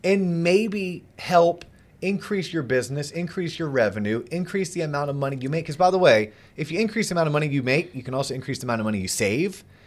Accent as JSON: {"language": "English", "region": "Florida", "country": "United States", "tie": "born or raised there", "said": "growing up in Florida."}